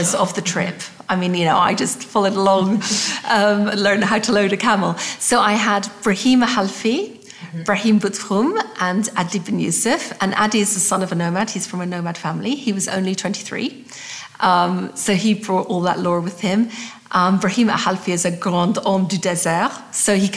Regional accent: Scotland, United Kingdom; I'm Scottish

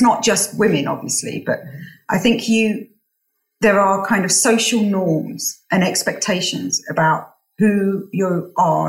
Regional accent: United Kingdom; also born or lived in Morocco; as a British woman, as a Moroccan woman

